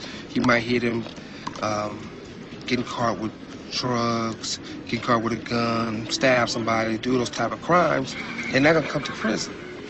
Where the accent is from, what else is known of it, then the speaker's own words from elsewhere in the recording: Compton, California, United States; I'm from Compton